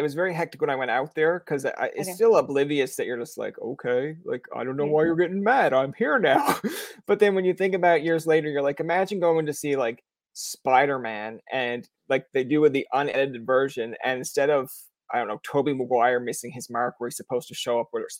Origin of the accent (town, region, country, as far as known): Newfoundland and Labrador, Canada